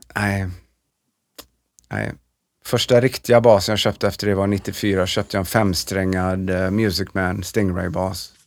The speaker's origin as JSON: {"language": "Swedish", "town": "Trollhättan", "region": "Västra Götaland", "country": "Sweden", "also_born_or_lived": "Los Angeles, United States", "moved": "as an adult", "said": "vi skulle stanna ett år och komma tillbaka och vara superhjältar i Trollhättan"}